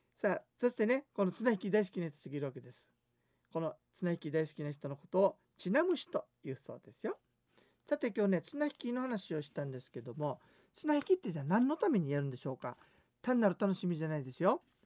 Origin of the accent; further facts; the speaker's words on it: Tomigusuku, Okinawa, Japan; 富城高校出身